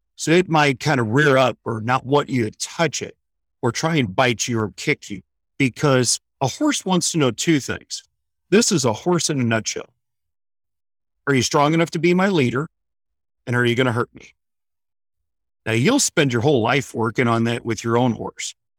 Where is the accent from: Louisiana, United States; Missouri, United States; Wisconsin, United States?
Missouri, United States; St. Louis; moved away as an adult; now in Florida, United States; originally a Midwestern boy, born and raised in Saint Louis, Missouri, moved to Florida in nineteen ninety-nine